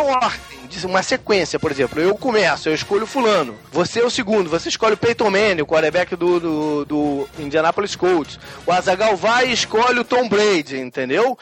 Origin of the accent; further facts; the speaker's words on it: Brazil; now in United States; sou brasileiro